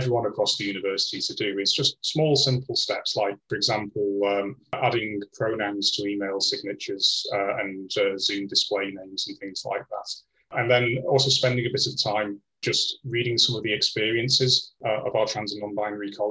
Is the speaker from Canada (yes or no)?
no; Blackpool, North West England, United Kingdom; moved away as an adult; also born or lived in north of Scotland / Sweden; now in Liverpool, United Kingdom; I'm originally from Blackpool